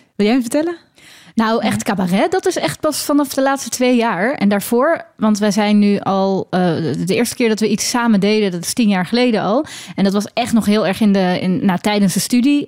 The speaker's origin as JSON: {"language": "Dutch", "town": "Leiden", "region": "South Holland", "country": "Netherlands", "accent": "Leidse R", "said": "je kunt me herkennen aan mijn Leidse R"}